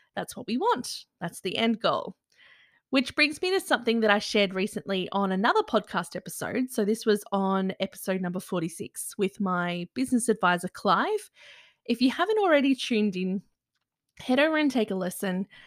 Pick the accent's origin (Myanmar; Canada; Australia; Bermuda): Australia; Byron Shire, New South Wales; I grew up in the Byron Shire